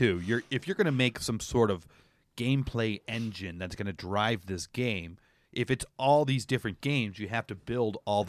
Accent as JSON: {"language": "English", "country": "Canada", "said": "Yeah, I'm Canadian."}